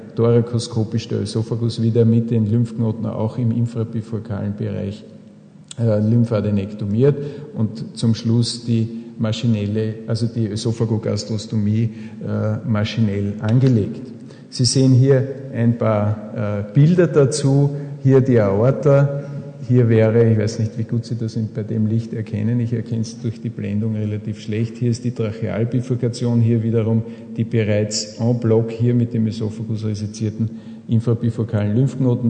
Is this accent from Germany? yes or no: no; Austria; bei uns in Österreich